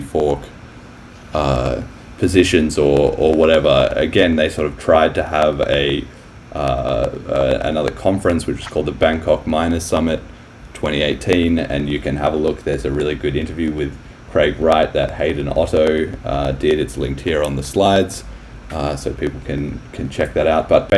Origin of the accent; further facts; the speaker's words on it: Australia; I'm Australian too